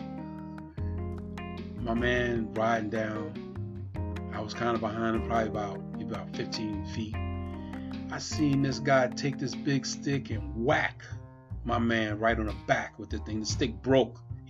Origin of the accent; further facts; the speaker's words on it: New York City, New York, United States; now in Pennsylvania, United States; one of my brothers I grew up with in Brooklyn, New York